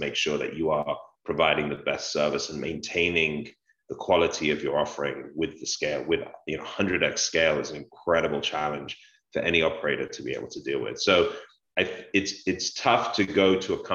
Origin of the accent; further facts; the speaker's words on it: London, United Kingdom; Growing up in London